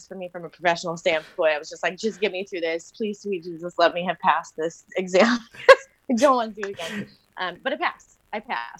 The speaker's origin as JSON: {"language": "English", "region": "Washington", "country": "United States", "tie": "born or raised there", "also_born_or_lived": "Arizona", "moved": "as an adult", "said": "I grew up in Washington State"}